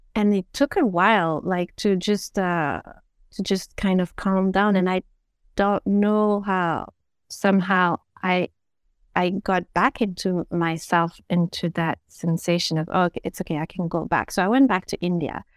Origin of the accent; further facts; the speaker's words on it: Belgium; I was brought up in Belgium